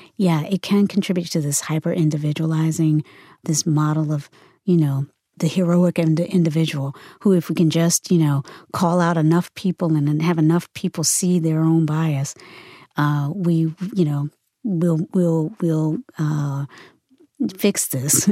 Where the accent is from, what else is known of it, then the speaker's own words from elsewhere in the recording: Virginia, United States; also born or lived in North Carolina; now in San Francisco, United States; I grew up in the South. I was born in North Carolina and raised mostly in Virginia